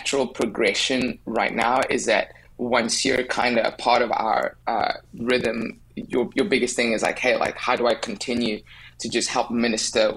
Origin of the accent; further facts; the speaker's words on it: South Africa; accent: South African; moved away as an adult; now in United States; I'm from South Africa. I've lived there my whole life.